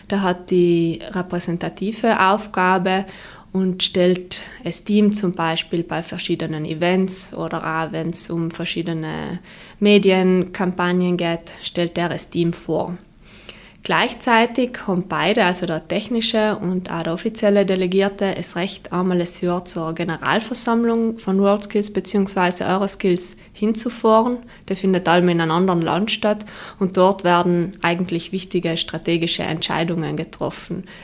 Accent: Trentino-Alto Adige, Italy; Also grundsätzlich ähm, ist es äh, auch für uns als, äh, als Südtiroler sehr äh, gut, wenn wir mittlerweile eben auch äh, vom restlichen Italien her Anfragen haben

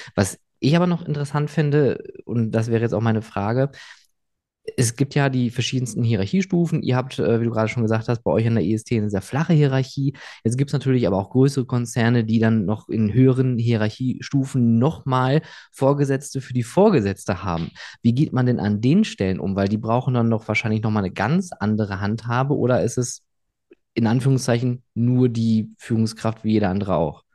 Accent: Rhineland, Germany; moved away; in meine Heimat eher ins äh, Rheinland

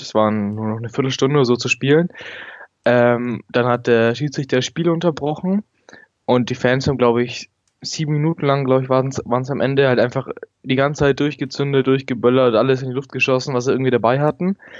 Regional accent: Nuremberg, Bavaria, Germany; ich bin aus Nürnberg, ähm, bin 16 Jahre alt und gehe noch zur Schule und mache gerade meinen Abschluss

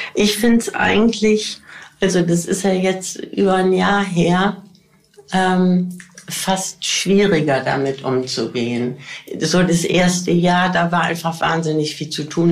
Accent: Bergisches Land, North Rhine-Westphalia, Germany; ich bin groß geworden im Bergischen Land

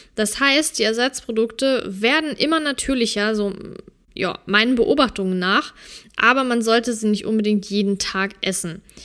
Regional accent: Germany; bei uns in Deutschland

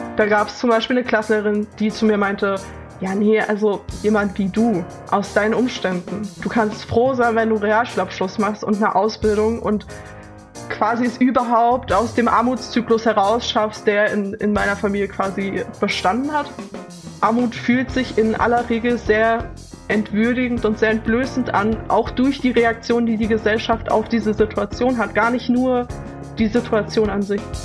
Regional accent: Leipzig, Saxony, Germany; Ich bin in Leipzig aufgewachsen

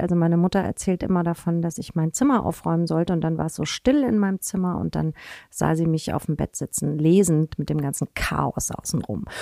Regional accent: Hanau, Hesse, Germany; moved away as an adult; now in Hamburg, Germany; Ich bin im Spessart aufgewachsen

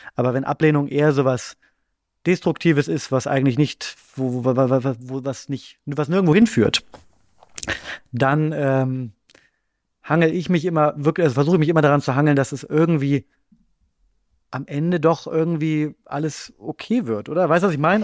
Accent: Bremen, Germany; now in Berlin, Germany; ich ähm, wohne in Berlin, aber ich komme nicht aus Berlin, sondern ich komme aus Bremen ursprünglich

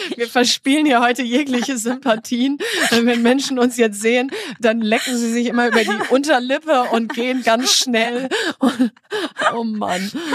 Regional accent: North Rhine-Westphalia, Germany; ich komme aus Ostwestfalen

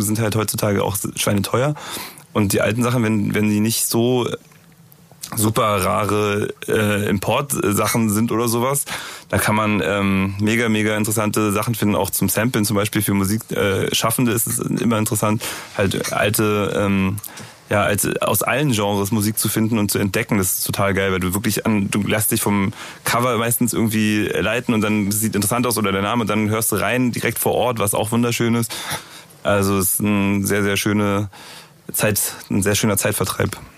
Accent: Berlin, Germany; bei uns in Berlin gibt's Dussmann

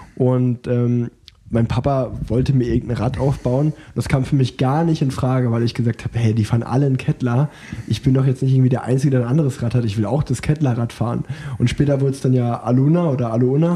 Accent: Unna, North Rhine-Westphalia, Germany; ich komme ja gebürtig aus Unna

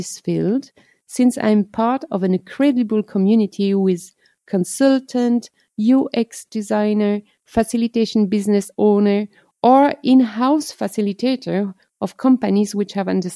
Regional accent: Atlantic coast, France; English is a second language; moved away as an adult; now in Germany; I come from the Atlantic coast, where I grew up in a large family

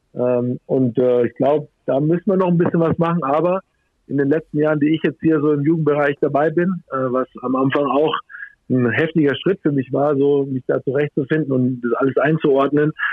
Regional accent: Germany; hier bei uns in Deutschland

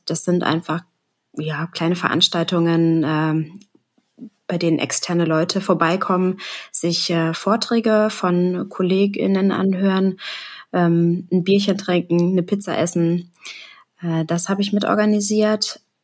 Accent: Hamburg, Germany; wie man hören kann, ich komme aus Hamburg

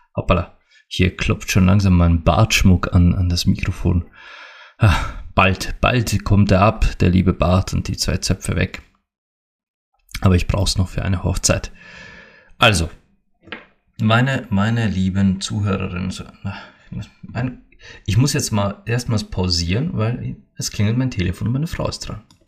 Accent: Austria; also born or lived in Bad Hall, Upper Austria; hier bei uns in Österreich

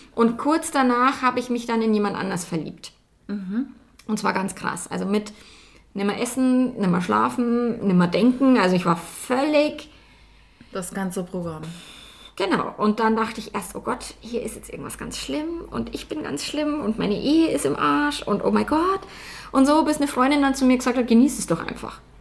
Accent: Bavaria, Germany; accent: Bavarian; wenn ich mein Bayerisch einfach reden darf

